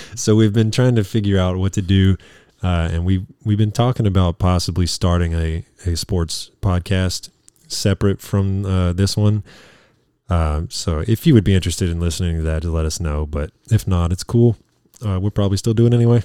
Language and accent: English; Louisiana, United States; being from Louisiana and major L S U fans